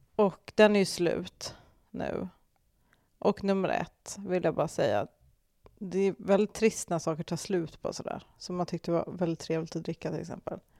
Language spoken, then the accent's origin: Swedish; Sweden